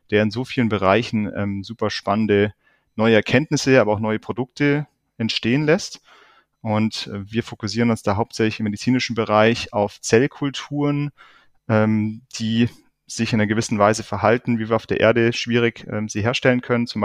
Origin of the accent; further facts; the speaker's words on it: Lake Constance, Germany; bin ich danach wieder zurück zum Bodensee hier in meine Heimat